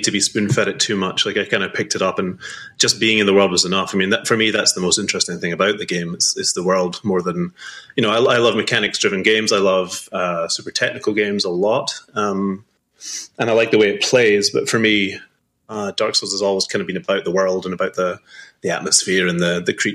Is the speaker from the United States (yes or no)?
no; Scotland, United Kingdom; also born or lived in Edinburgh; growing up in Scotland